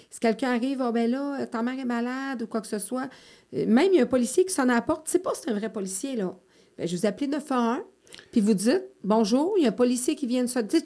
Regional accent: Montreal, Quebec, Canada; je le sais parce que j'ai grandi à Montréal, quand c'est ton environnement, puis que tu prends ton vélo, puis que tu traverses les, huit ruelles bord en bord, c'est ta communauté.

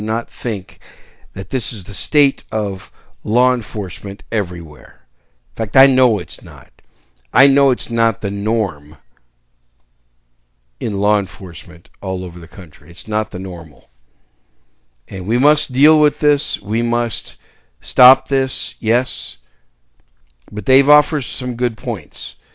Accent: Wisconsin, United States; also born or lived in New York City; now in San Antonio, United States; I was born in New York City. And I was raised most of my young life in Wisconsin. That's why I call Wisconsin my home state

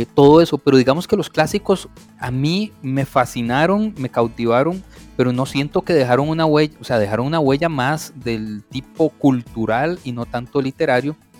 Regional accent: Costa Rica; Yo soy un eh, tico, amante de mi país, de mi cultura

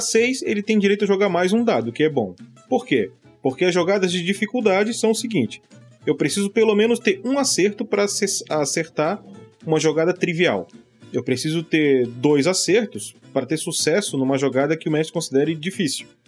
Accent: Florianópolis, Santa Catarina, Brazil; O cara é da minha terra, de Florianópolis

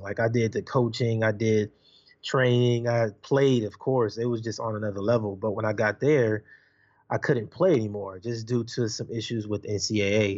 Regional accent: Los Angeles, California, United States; I'm from Los Angeles, California. I grew up in Watts, Compton

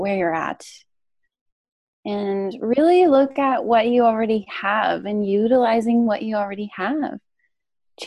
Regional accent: Canada; I'm Canadian

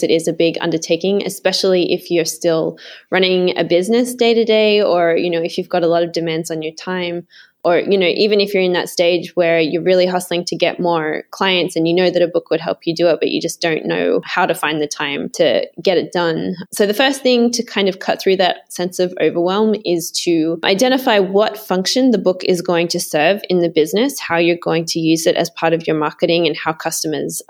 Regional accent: Sydney, New South Wales, Australia; I grew up in Sydney in Australia.

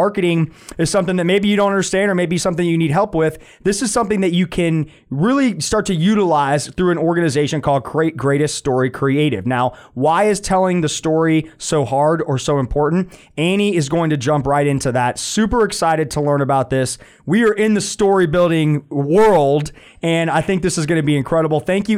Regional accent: Winter Park, Florida, United States; born there; I was born in Winter Park, Florida. My parents were characters at Walt Disney World.

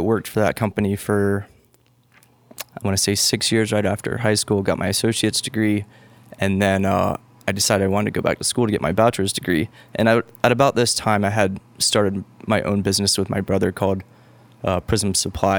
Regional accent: Charlotte, North Carolina, United States; I was born in Charlotte

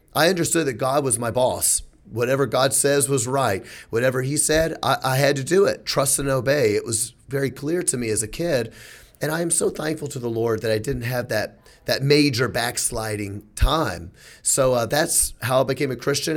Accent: Memphis, Tennessee, United States; I'm from Memphis

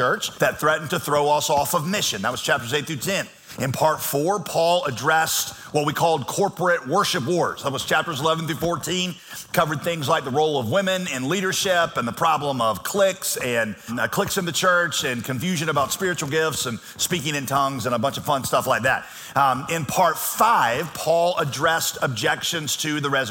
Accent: Yadkinville, North Carolina, United States; moved away; I'm from Yakinville

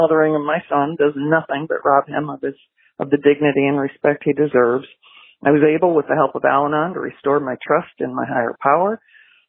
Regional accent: Milford, Michigan, United States; now in Florida, United States; I grew up out in Milford, Michigan, which is not far from Ann Arbor

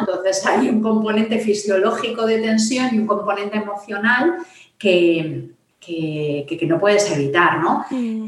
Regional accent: Madrid, Community of Madrid, Spain; vivo en Madrid, soy de Madrid

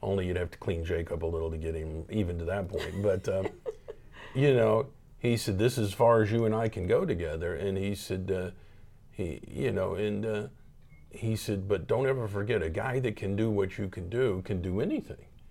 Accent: Tulsa, Oklahoma, United States; I grew up here in Tulsa, Oklahoma.

